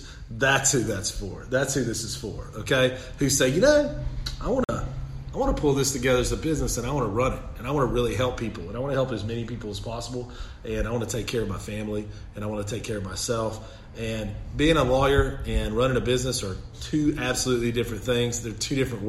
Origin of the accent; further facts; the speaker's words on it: Southern United States, United States; accent: Southern; my Southern accent